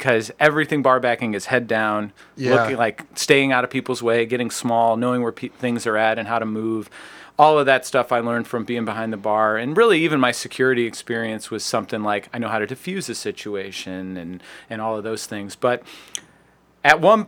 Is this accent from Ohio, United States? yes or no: yes; Chagrin Falls, Ohio, United States; moved away as an adult; also born or lived in Chicago; I grew up out in Sugar Falls